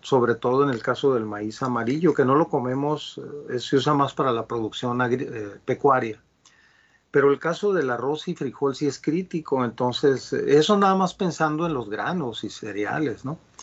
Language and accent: Spanish; Culiacán, Sinaloa, Mexico; yo soy de Sinaloa, de Culiacán.